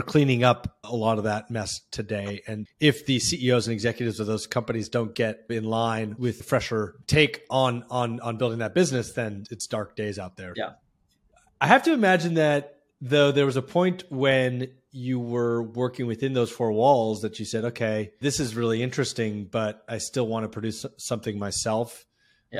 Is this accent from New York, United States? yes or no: no; Palo Alto, California, United States; I remember my dad was a teacher and professor in Palo Alto, and obviously I was growing up around Silicon Valley